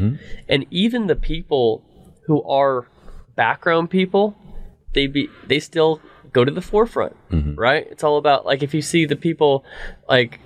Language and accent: English; California, United States; born and raised in California